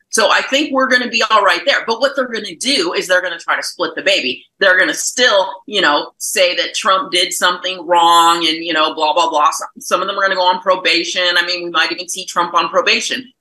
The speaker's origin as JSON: {"language": "English", "area": "Maricopa County", "region": "Arizona", "country": "United States", "said": "I'm from Maricopa County"}